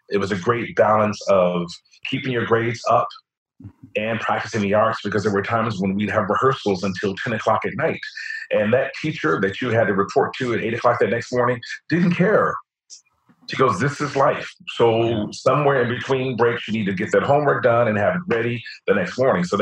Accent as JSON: {"language": "English", "region": "New York", "country": "United States", "said": "especially as a New Yorker."}